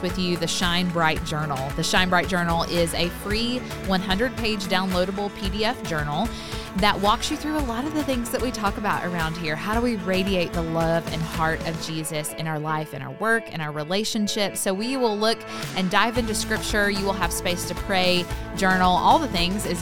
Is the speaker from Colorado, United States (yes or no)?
no; Tennessee, United States; moved away; I'm a Tennessee girl at heart. I spent my whole life in Tennessee